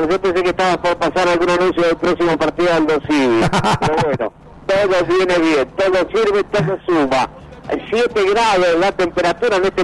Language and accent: Spanish; Mar del Plata, Buenos Aires Province, Argentina; born there; No, yo soy nacido acá en Mar del Plata y estudié en la Universidad de La Plata